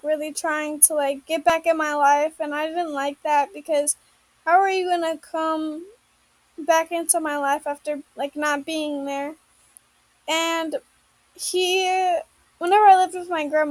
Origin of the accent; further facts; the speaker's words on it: Indiana, United States; I grew up in Indiana